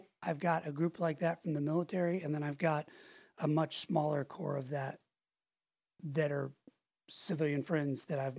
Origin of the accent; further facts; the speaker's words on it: Pensacola, Florida, United States; in Pensacola. I only lived there 2 years, but those are the, like, that's, if somebody asks, like, where did you grow up or what's, I think of that place as home.